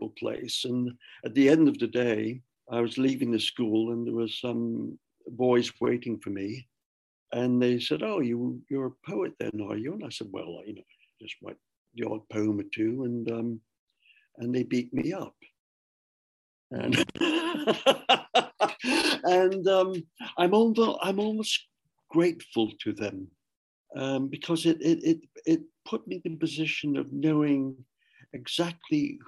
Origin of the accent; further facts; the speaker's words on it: Ontario, Canada; I went to the local high school in Kemple, Ontario.